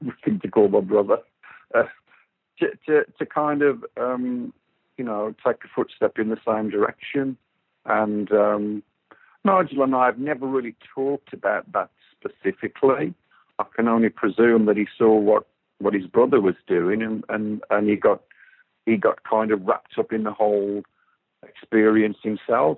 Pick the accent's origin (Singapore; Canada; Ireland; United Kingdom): United Kingdom; Walsall, West Midlands; I'm from Walsall, which is a very, you know, blue-collar, hard-working place